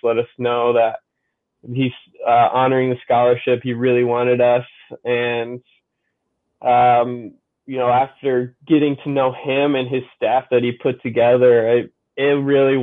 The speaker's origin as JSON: {"language": "English", "town": "South Sioux City", "region": "Nebraska", "country": "United States", "tie": "born or raised there", "said": "my hometown house in South Sioux"}